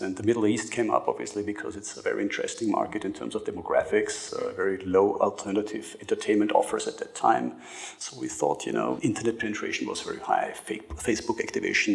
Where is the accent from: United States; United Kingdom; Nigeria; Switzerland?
Switzerland; moved away as an adult; also born or lived in Austria; now in Dubai, United Arab Emirates; I was born in Austria, grew up mainly in Switzerland, and I've been living in the UAE since 5 years in Dubai.